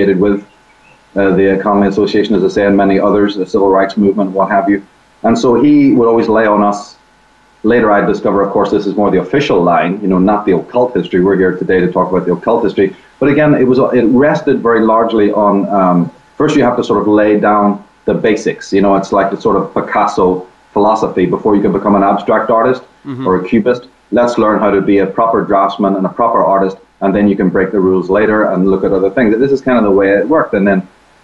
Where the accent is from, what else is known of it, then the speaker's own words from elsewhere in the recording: Belfast, Northern Ireland, United Kingdom; I'm from Belfast. I grew up right in the middle of the Troubles